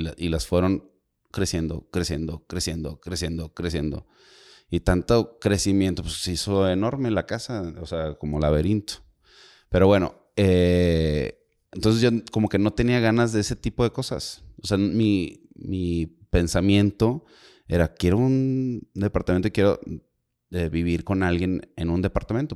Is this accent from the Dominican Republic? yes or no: no; Monterrey, Nuevo León, Mexico; todos los que somos de acá de, o muchos de los que somos de Monterrey, Nuevo León